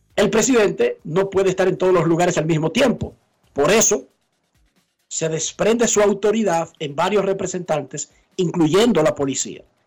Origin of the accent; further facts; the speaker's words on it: Santo Domingo Oeste, Distrito Nacional, Dominican Republic; yo soy de Buenos Aires de Herrera